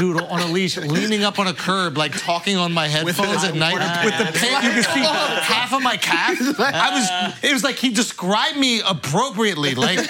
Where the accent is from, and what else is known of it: New York, United States; born or raised there